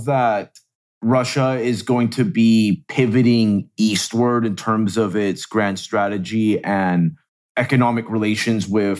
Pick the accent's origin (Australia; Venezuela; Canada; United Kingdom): Venezuela; moved away; I'm actually originally from Venezuela